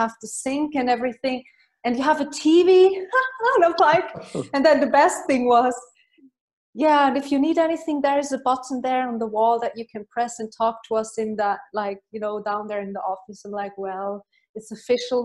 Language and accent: English; Switzerland; moved away as an adult; also born or lived in Ireland; I left Switzerland after 2 weeks. And then I moved to Ireland, and I didn't return. Mm-hmm. Since then I basically left, and I still love my home country